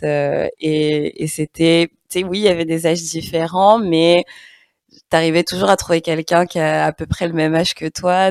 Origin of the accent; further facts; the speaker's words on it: Paris region, Île-de-France, France; accent: French, Parisian; moved away as an adult; Moi, j'ai grandi en HLM, euh, donc euh, vite banlieusarde